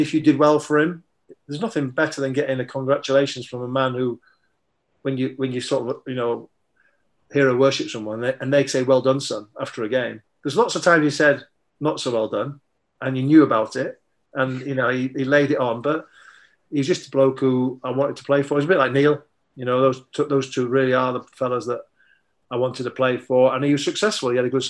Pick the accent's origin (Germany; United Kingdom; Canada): Germany; So I was a Liverpool fan, growing up in Germany in the 70s and watching Match of the Day when I came home for Christmas